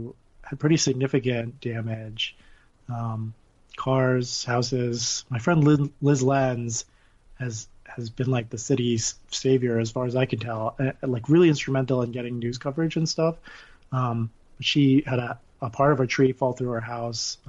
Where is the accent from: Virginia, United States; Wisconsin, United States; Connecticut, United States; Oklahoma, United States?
Connecticut, United States; now in Cedar Rapids, United States; I grew up in Connecticut